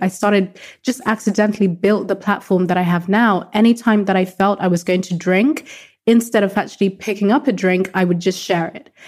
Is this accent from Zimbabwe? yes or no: yes; Zimbabwe; Growing up in a very conservative household, so I'm from Zimbabwe in Southern Africa, very conservative culture.